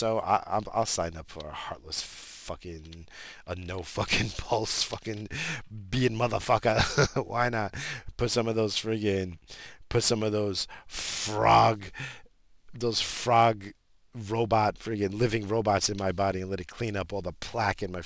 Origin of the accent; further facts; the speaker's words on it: United States; I'm American